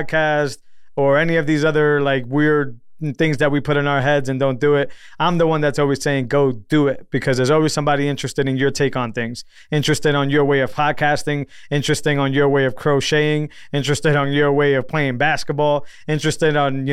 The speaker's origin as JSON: {"language": "English", "region": "Massachusetts", "country": "United States", "said": "I come from Massachusetts, so I'm coming from Massachusetts."}